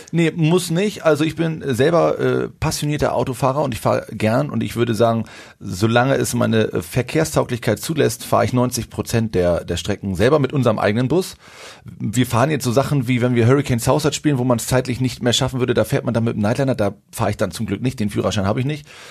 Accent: Schwarzenbek, Schleswig-Holstein, Germany; moved away as an adult; also born or lived in Hamburg; now in Berlin, Germany; wir kommen alle drei ursprünglich aus der Vorstadt hier von äh, Hamburg, aus Schwarzenbeek

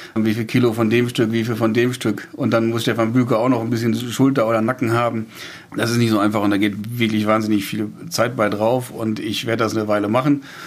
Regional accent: Lüdenhausen, North Rhine-Westphalia, Germany; Ich komme aus Lüdenhausen kleines Dorf

